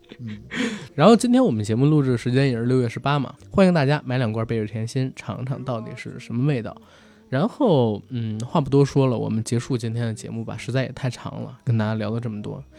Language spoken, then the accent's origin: Chinese; China; 我们中国人